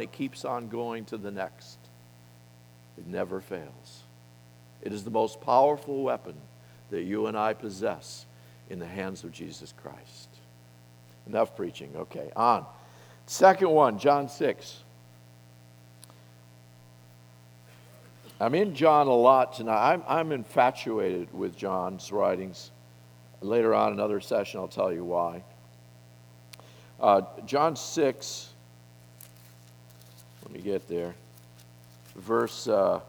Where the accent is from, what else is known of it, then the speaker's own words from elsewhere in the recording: Colorado, United States; I come from Colorado